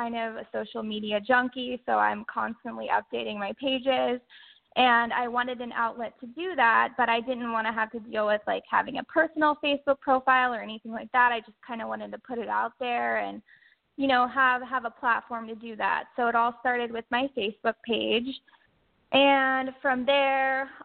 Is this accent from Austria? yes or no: no; Orlando, Florida, United States; I grew up in Central Florida, so I want to say near the Orlando area, where I did a lot of freshwater fishing growing up